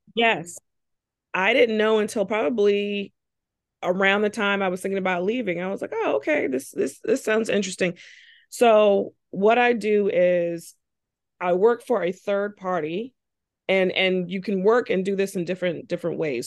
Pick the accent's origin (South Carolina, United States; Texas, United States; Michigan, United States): South Carolina, United States; Charleston; moved away as an adult; now in North Carolina, United States; I'm originally from Charleston, South Carolina. Came to North Carolina for college